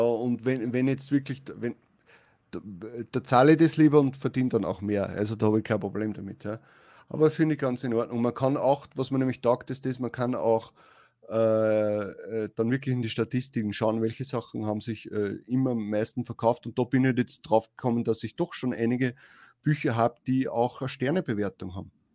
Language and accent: German; Austria; wir sind ja aus Österreich.